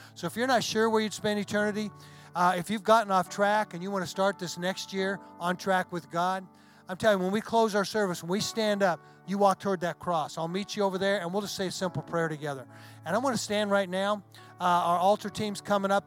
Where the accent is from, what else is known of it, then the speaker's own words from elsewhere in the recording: hometown with the Red River ammo depot, Texas, United States; in my hometown there's an ammo depot